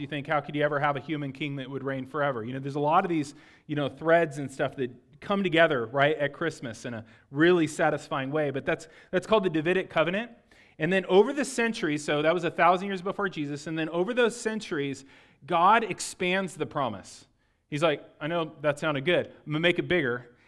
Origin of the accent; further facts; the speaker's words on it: Lakeside, California, United States; I'm from Lakeside, California, okay? So Lakeside's in East County of San Diego